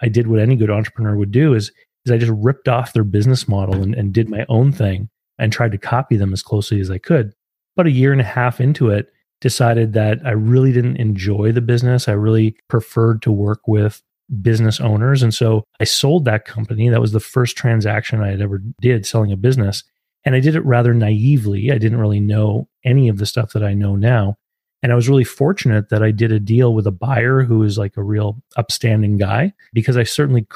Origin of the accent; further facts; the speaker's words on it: Canada; I'm from Canada.